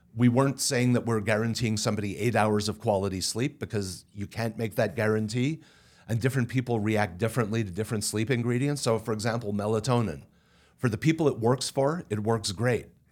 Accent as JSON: {"language": "English", "country": "Canada", "said": "I'm Canadian and speak French"}